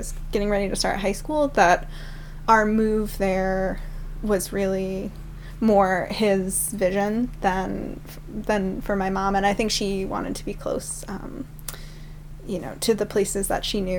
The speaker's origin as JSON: {"language": "English", "region": "northern Maine", "country": "United States", "tie": "born or raised there", "also_born_or_lived": "Blue Hill, Maine", "said": "I was born in Blue Hill, but then we moved up to the unorganized territories"}